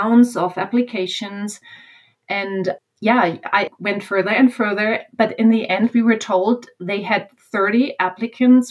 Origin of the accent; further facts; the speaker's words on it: Germany; moved away; I became a speech pathologist in Germany